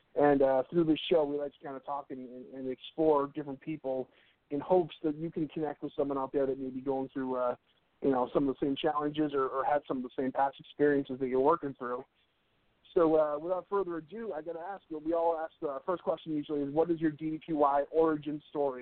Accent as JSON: {"language": "English", "country": "United States", "said": "as an American"}